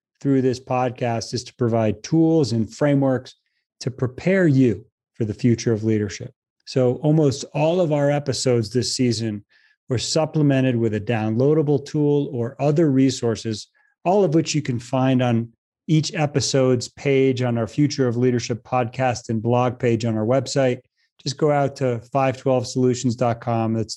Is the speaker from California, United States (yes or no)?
no; Boulder, Colorado, United States; my hometown of Boulder, Colorado